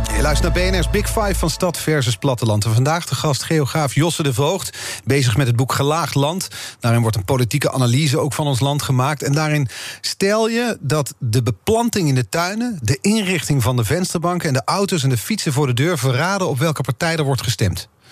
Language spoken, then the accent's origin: Dutch; North Brabant, Netherlands; moved away; ik kom oorspronkelijk uit Brabant.